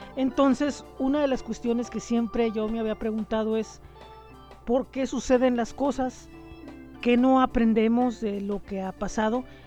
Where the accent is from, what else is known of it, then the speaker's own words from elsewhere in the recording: Tijuana, Baja California, Mexico; soy tijuanense, nací en el año de 1975